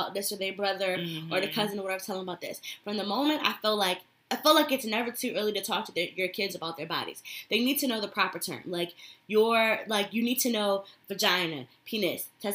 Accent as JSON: {"language": "English", "region": "Connecticut", "country": "United States", "tie": "born or raised there", "said": "where I grew up in Connecticut"}